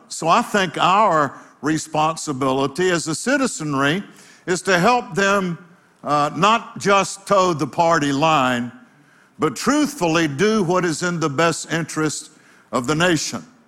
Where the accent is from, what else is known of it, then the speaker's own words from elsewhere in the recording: United States; being an American citizen